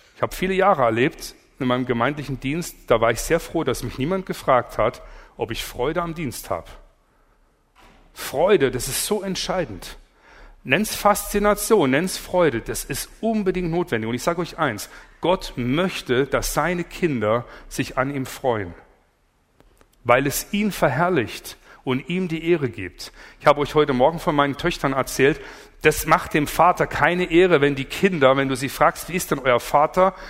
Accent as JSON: {"language": "German", "area": "Allgäu", "region": "Bavaria", "country": "Germany", "said": "Ich komme aus dem Allgäu"}